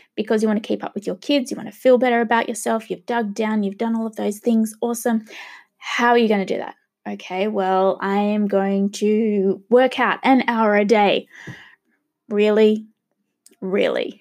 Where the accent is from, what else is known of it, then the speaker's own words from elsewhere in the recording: Australia; also born or lived in Sydney, Australia; I am gonna be a true Aussie